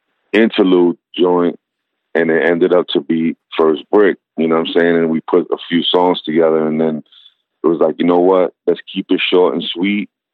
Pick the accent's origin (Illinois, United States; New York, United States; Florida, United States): New York, United States; New York City; Growing up in Brooklyn, it's just like everything was crew based